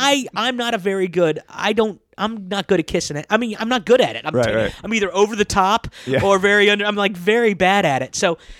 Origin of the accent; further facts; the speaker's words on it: Kansas, United States; moved away; I'm from Kansas